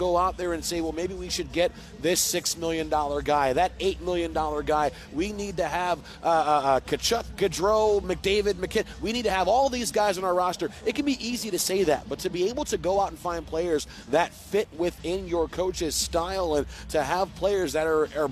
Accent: Detroit, Michigan, United States; moved away as an adult; now in Seattle, United States; I grew up in Detroit. I grew up in the late 90s watching those Red Wings teams win back-to-back cups

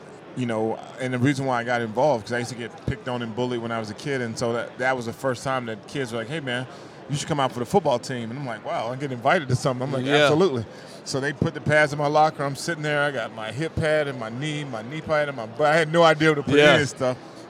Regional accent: Frankfurt, Hesse, Germany; born there; also born or lived in El Paso, United States / Kentucky, United States / Alabama, United States; So I was born in Frankfurt, Germany. So I was born in Frankfurt. We lived there 2 years. Moved to El Paso, Texas for 3 years, back to Germany for 3 years, Fort Knox, Kentucky for 3 years

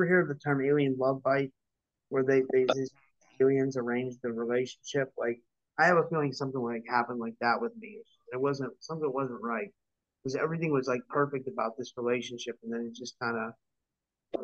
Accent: Pittsburgh, Pennsylvania, United States; I'm from Pittsburgh

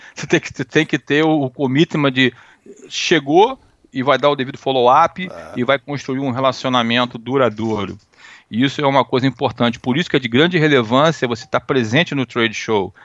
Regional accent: Rio de Janeiro, Brazil; moved away; also born or lived in United States; eu sou americano, mas meu sangue é brasileiro. Eu tenho nome de gringo, mas eu sou carioca

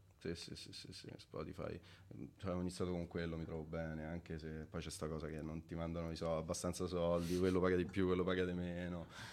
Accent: Montefiascone, Lazio, Italy; moved away as an adult; also born or lived in London; now in Milan, Italy; sono nato a Montefescone in provincia di Viterbo

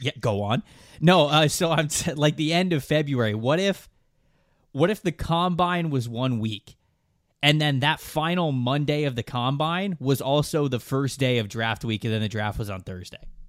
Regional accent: Florida, United States; growing up in Florida

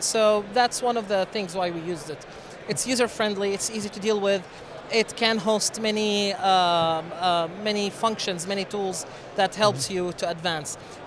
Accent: Syria; moved away as an adult; also born or lived in Jordan; now in Lubbock, United States; originally, I am from Syria.

